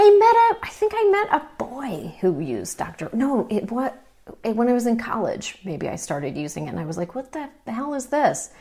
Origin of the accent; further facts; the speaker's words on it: Toronto, Ontario, Canada; I grew up in Toronto.